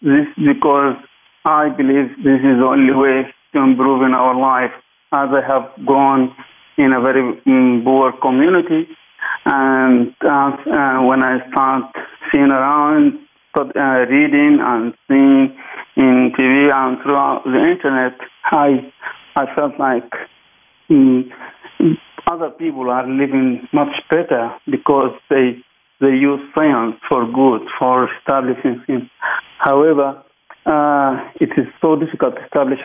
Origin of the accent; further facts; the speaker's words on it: Sudan; I'm mainly from Sudan.